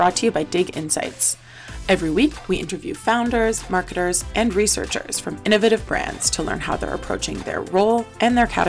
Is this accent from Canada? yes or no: yes; Canada; you're a fellow Canadian